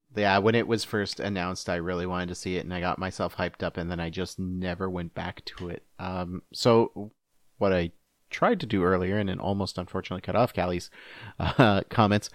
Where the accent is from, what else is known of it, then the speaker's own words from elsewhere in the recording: Canada; as a Canadian